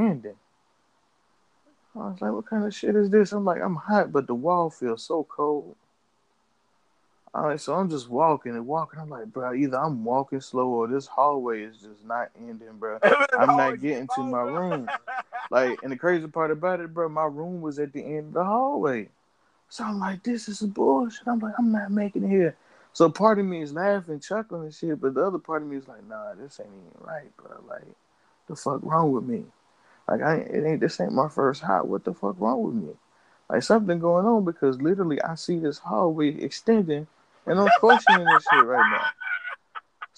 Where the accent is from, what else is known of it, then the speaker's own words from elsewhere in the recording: Charlotte, North Carolina, United States; I was from Charlotte